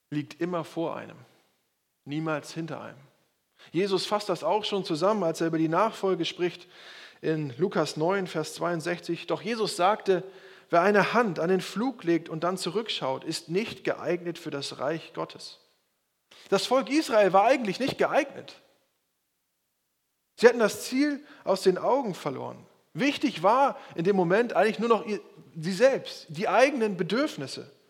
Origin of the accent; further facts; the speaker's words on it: Schleswig-Holstein, Germany; ganz im Süden von Bayern und ich komme aus Schleswig-Holstein.